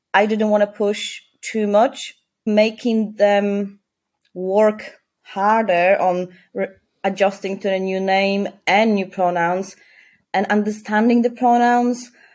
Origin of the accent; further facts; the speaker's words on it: Poland; now in Leeds, United Kingdom; I came from Poland, a very Christian conservative country, I didn't really grow up with with a big sense of like a gay community